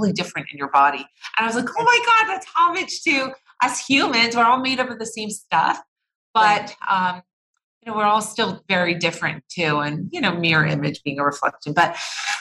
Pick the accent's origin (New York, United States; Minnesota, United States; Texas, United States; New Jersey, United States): New Jersey, United States; now in Los Angeles, United States; I grew up in New Jersey, very, very humid summers. Now I'm in California